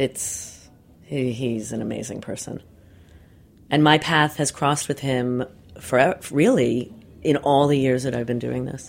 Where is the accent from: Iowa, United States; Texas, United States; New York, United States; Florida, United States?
New York, United States; New York City; I was born in Brooklyn